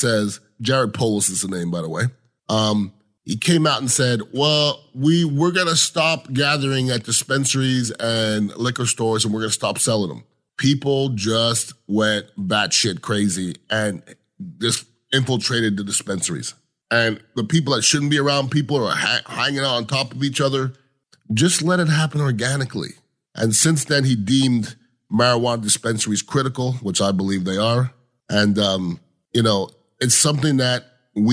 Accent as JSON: {"language": "English", "country": "Canada", "tie": "born or raised there", "moved": "yes", "said": "I am a Canadian, grew up with Canadians, and we like to drink"}